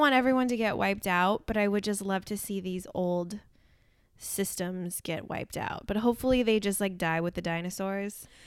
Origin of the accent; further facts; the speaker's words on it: Santa Maria, California, United States; now in Los Angeles, United States; I grew up in Santa Maria, the central coast of California